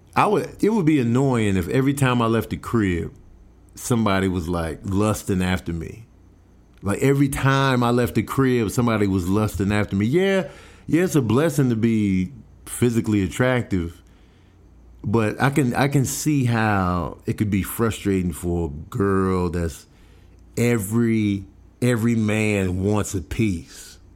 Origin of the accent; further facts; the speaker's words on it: Chicago, Illinois, United States; now in Los Angeles, United States; I'm from Chicago